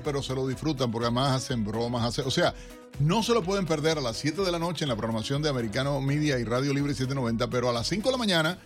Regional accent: Cuba; moved away; como cubano también, aunque salí de la isla hace tantísimos

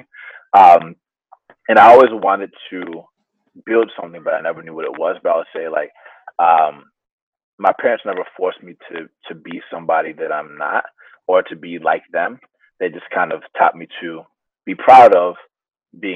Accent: Atlanta, Georgia, United States; first language Spanish; English is a second language; moved away as an adult; now in San Francisco, United States; I grew up in Atlanta, surrounded by other people that like me

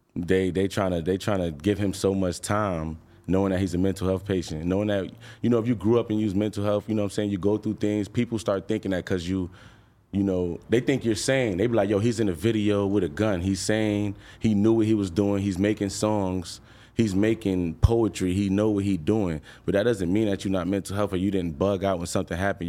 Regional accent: New York, United States; I'm from New York

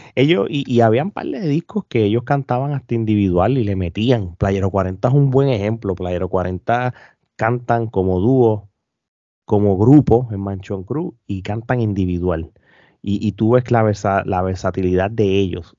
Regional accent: Puerto Rico; nosotros dos como puertorriqueños

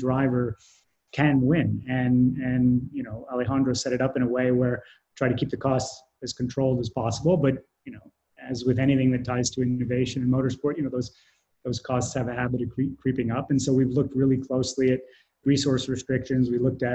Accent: Canada; I'm Canadian

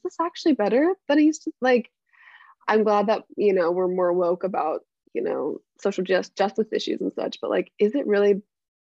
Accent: Mesa, Arizona, United States; I'm from Mesa, Arizona.

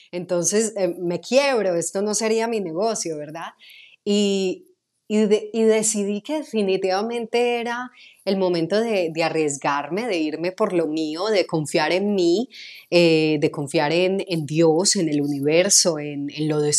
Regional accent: Medellín, Antioquia, Colombia; accent: Medellín; empecé a neutralizar mi acento de Medellín, que es bastante fuerte

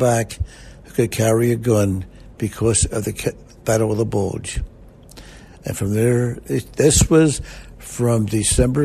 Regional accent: Winfield, United States; I was born in Winfield

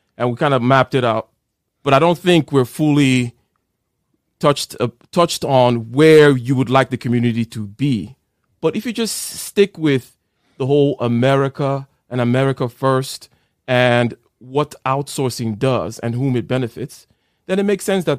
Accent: Nigeria; now in United States; I grew up in Nigeria

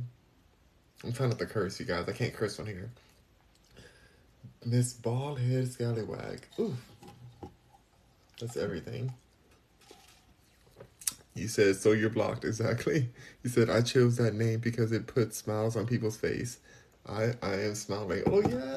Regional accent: Los Angeles, California, United States; moved away as an adult; now in Houston, United States; I'm born and raised in Los Angeles. Born and raised.

